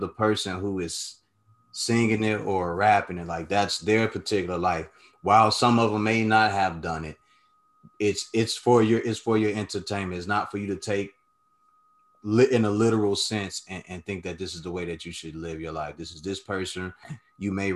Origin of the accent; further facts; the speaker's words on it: Chicago, Illinois, United States; I'm from Chicago